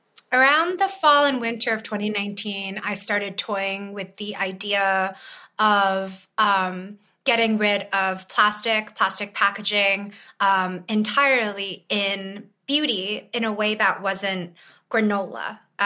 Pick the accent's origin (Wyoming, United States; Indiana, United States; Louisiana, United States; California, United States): California, United States; Berkeley; also born or lived in China; I'm originally from China, but grew up in Berkeley, California.